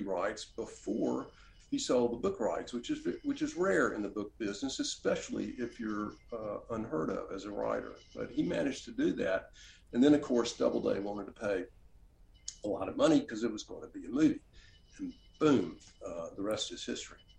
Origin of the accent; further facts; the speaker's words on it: Oxford, Mississippi, United States; also born or lived in Washington, D.C.; back to Oxford, my, the, the, my hometown, place where I grew up, and open a bookstore here